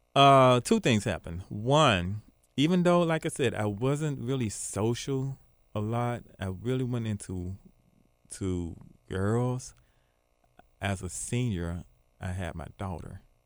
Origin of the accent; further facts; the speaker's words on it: Memphis, Tennessee, United States; I'm actually from Binghamton